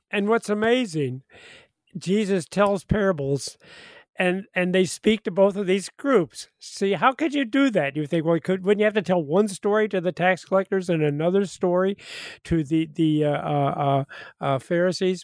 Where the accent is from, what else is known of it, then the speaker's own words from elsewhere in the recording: New Athens, Illinois, United States; I'm in my hometown of New Athens right now